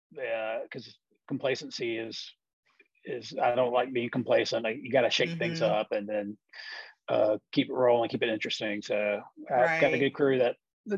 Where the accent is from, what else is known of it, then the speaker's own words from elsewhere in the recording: St. Simons Island, Georgia, United States; also born or lived in Athens, Georgia; growing up on St. Simon's, I got my first job in the restaurant business when I was 15